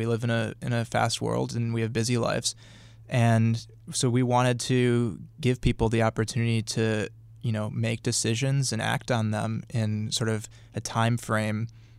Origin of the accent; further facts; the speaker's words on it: Milwaukee, Wisconsin, United States; Well, I'm from Milwaukee, but...